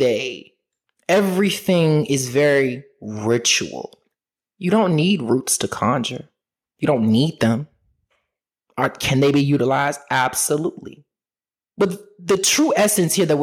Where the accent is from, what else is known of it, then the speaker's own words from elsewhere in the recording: Richmond, Virginia, United States; my hometown in Richmond, Virginia.